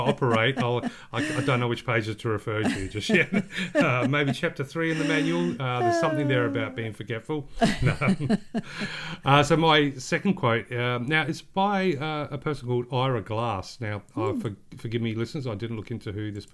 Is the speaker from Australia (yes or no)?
yes; Australia; we are just Australian